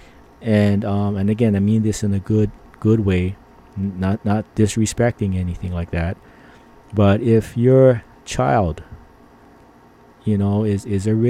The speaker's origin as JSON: {"language": "English", "country": "Philippines", "said": "I'm Filipino."}